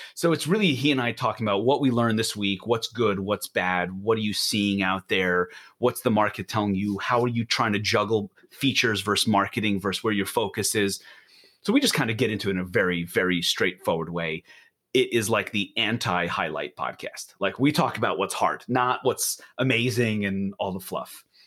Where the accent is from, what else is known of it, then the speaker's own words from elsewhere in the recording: New York, United States; also born or lived in Israel; now in Portland, United States; I'm from Israel originally, grew up in New York, and have been living in Portland with my family